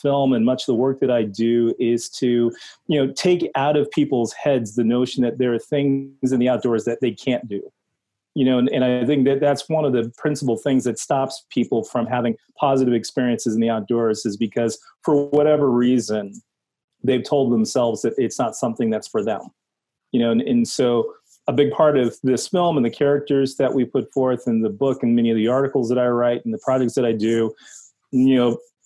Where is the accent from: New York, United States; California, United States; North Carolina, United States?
California, United States; Los Angeles; growing up in South Central Los Angeles, you know, from the Baldwin Hill Scenic Overlook, 3 miles from where I grew up